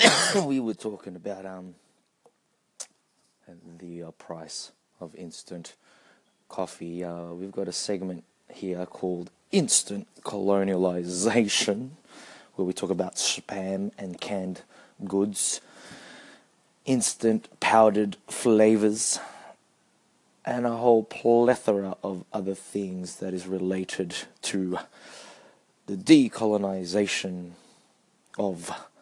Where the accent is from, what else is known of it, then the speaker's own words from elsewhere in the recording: Australia; random thoughts about being Filipino Australian